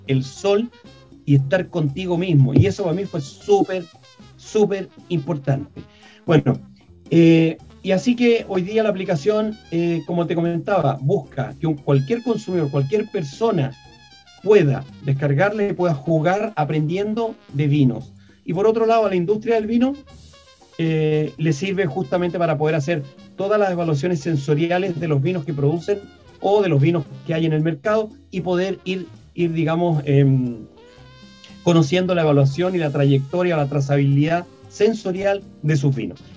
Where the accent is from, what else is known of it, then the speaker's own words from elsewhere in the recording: Copiapó, Atacama, Chile; yo soy nortino, yo nací en Copiapó